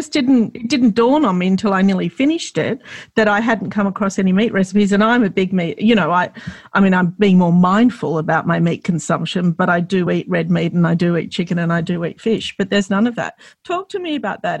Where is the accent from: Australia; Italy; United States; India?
Australia; I grew up in Australia